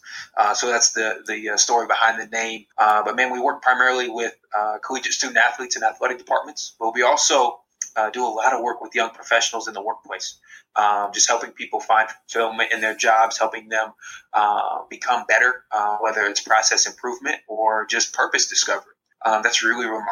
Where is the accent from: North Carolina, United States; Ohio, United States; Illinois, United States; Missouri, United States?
Ohio, United States; Columbus; originally from Columbus, Ohio. So was in my hometown